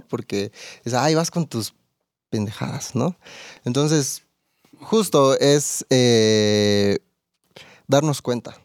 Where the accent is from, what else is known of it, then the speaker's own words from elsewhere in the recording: Campeche, Mexico; now in Querétaro, Mexico; yo soy de Campeche